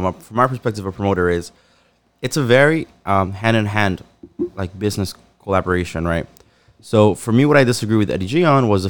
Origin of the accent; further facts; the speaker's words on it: Newark, New Jersey, United States; moved away as an adult; now in Bloomfield, United States; right now I live in Bloomfield, but I'm from Newark